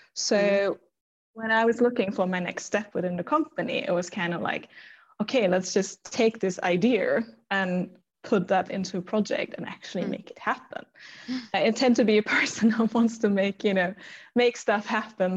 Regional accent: Germany; English is a second language; moved away as an adult; also born or lived in Stockholm, Sweden; now in Sweden; I'm from Germany.

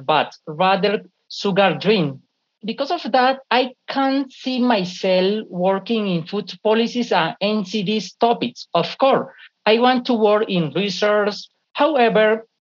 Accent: Colombia; I'm from Colombia

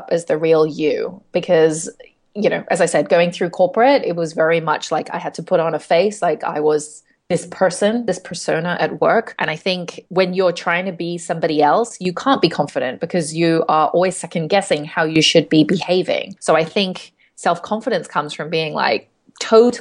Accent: Hong Kong; I'm from Hong Kong, and I live here now as well.

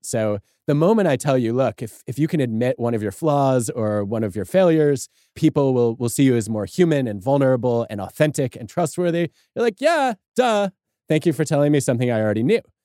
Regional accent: Michigan, United States; growing up in Michigan

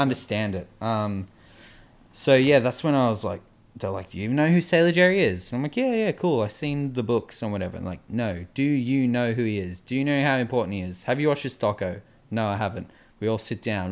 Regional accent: Australia; we're from Australia

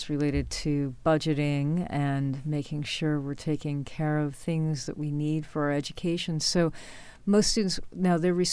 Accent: New York, United States; born or raised there; moved away

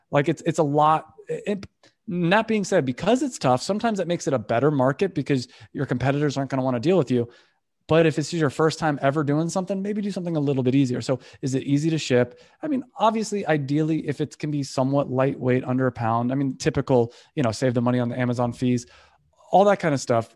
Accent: California, United States; also born or lived in Valencia; we're from California

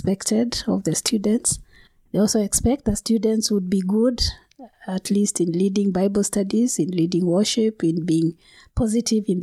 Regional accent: Kenya; I come from Kenya

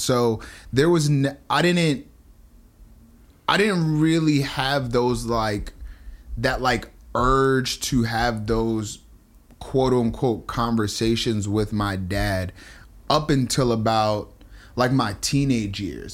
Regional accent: New Jersey, United States; I'm from Jersey.

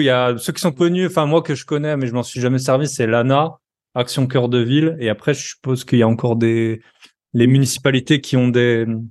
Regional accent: France; on est français

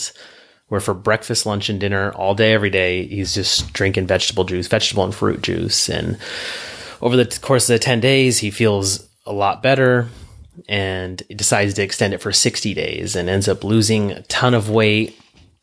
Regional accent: Lodi, California, United States; my hometown in Lodi

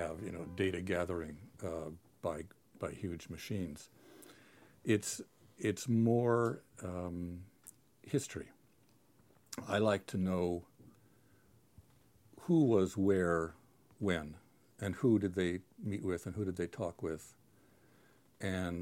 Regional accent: San Diego, California, United States; moved away as an adult; also born or lived in Williamstown, Massachusetts; I'm from San Diego. I grew up on the beach

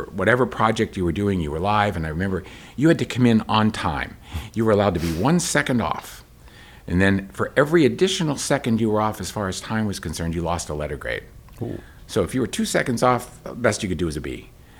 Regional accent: Chapel Hill, North Carolina, United States; I would drive from Columbia, South Carolina, I'm from Chapel Hill down to Columbia to work with her.

